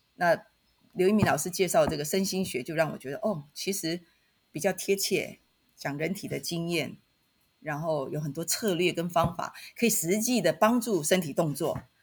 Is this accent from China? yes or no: no; Taitung, Taitung County, Taiwan; moved away; also born or lived in Taipei; 我出生在台东，好，所以我现在是回到台东，所以在台东任教